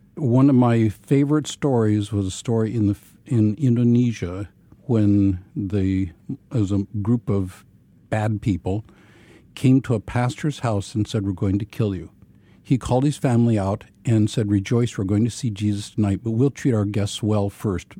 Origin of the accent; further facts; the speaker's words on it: Ozarks of Missouri, United States; I grew up in a brethren context. uh, in the Ozarks of Missouri